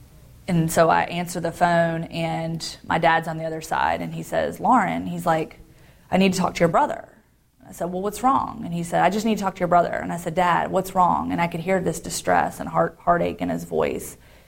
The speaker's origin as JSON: {"language": "English", "town": "Guantanamo Bay", "region": "Guantánamo", "country": "Cuba", "tie": "born there", "said": "I was born in Guantanamo Bay, Cuba. Gitmo"}